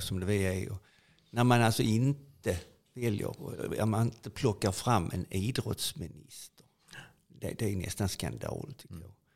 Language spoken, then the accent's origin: Swedish; Sweden; also born or lived in Italy; Från när jag föddes på Roskildevägen över Italien med mor och far och uppväxten på Roskildevägen